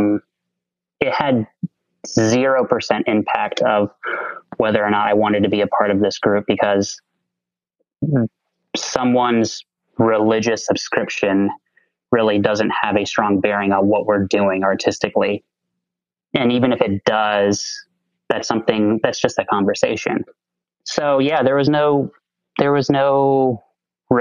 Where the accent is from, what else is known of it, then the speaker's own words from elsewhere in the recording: Texas, United States; I'm a Texas boy, so it's probably not a surprise to hear that I grew up in the Southern Baptist Convention